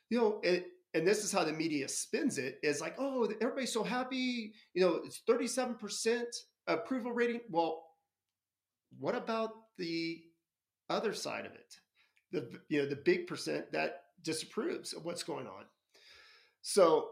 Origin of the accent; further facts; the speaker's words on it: United States; I'm an American